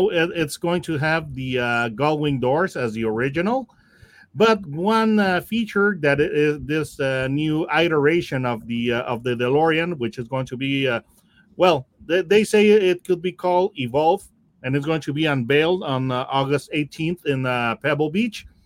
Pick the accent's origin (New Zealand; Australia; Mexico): Mexico; And I am … from Mexico.